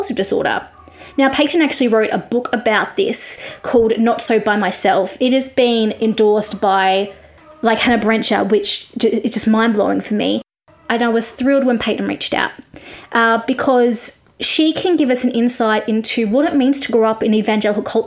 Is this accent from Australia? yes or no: yes; Australia; also born or lived in Victoria, Australia; I'm an Australian music journalist